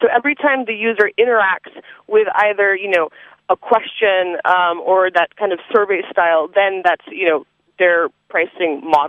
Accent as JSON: {"language": "English", "town": "Manila", "region": "Metro Manila", "country": "Philippines", "tie": "born or raised there", "also_born_or_lived": "Spain / Australia", "moved": "yes", "said": "I was born in the Philippines, in Manila."}